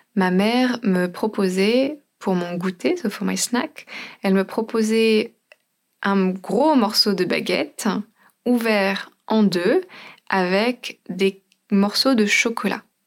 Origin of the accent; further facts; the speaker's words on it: France; en tant que Française